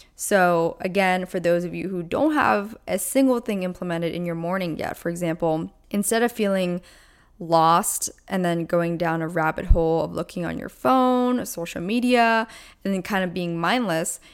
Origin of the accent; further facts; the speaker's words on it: Pennsylvania, United States; moved away; I am originally from Pennsylvania, so all my family's back there